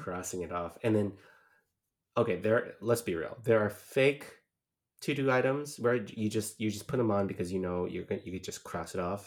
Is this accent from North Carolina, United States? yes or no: no; California, United States; now in East Coast, United States; as a Californian